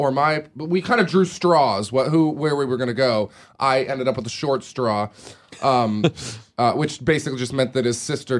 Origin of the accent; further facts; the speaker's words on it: Portland, Oregon, United States; when you go to Hollywood parties, like I'm a guy from Portland, Oregon, like what the hell is going on here?